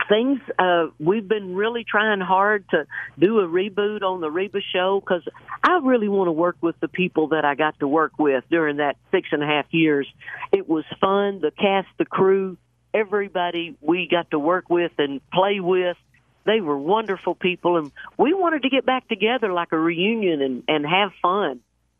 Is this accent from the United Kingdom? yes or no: no; Chalky, Oklahoma, United States; I grew up in Chalky, Oklahoma, which is probably 12 miles north of Atoka.